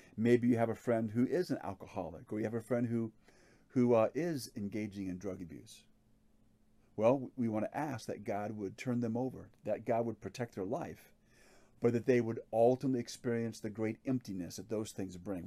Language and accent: English; Hawaii, United States; I grew up in Hawaii